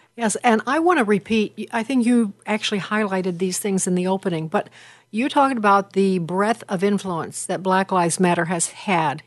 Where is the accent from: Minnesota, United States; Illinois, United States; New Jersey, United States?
Illinois, United States; Chicago; I'm from Chicago